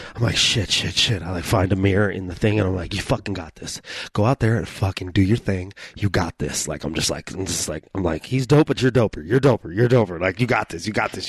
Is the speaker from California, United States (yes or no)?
yes; Rancho Cucamonga, California, United States; I'm from Rancho Cucamonga